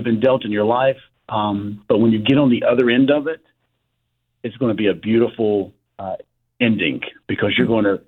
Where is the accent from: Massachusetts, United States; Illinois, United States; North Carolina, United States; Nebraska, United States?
North Carolina, United States; King; the one in King tonight because that's my hometown